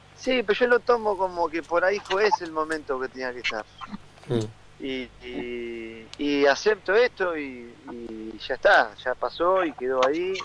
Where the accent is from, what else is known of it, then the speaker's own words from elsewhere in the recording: Argentina; moved away as an adult; si salí de Argentina como salí en su momento de jugador es para tratar de estar lo más el, tiempo mayor posible fuera para bueno algún día regresaré a, mi país porque yo Argentina lo amo